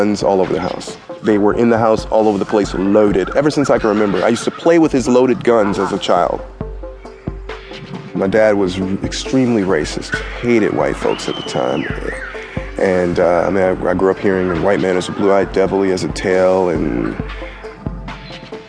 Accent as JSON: {"language": "English", "town": "Detroit", "region": "Michigan", "country": "United States", "tie": "born or raised there", "said": "I grew up in Detroit, Michigan, born in 1970."}